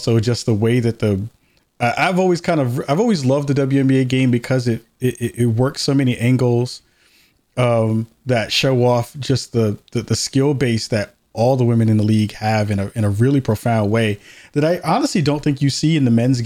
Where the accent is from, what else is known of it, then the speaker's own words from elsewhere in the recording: New York, United States; moved away; I'm from New York originally, so I grew up a Liberty fan